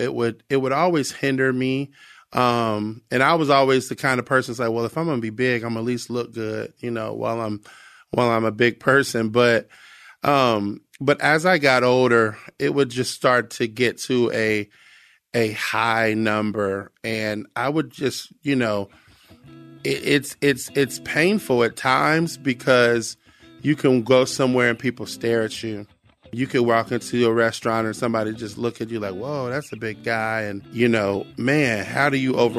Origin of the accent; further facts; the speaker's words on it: Cincinnati, Ohio, United States; I grew up in Cincinnati, Ohio